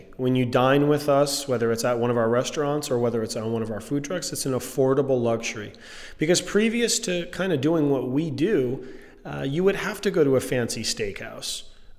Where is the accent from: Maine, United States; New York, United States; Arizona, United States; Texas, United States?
Maine, United States; And growing up in Maine, it wasn't fancy or fussy.